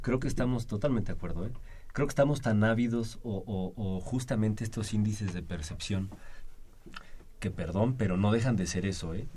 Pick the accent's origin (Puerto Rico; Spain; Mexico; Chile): Mexico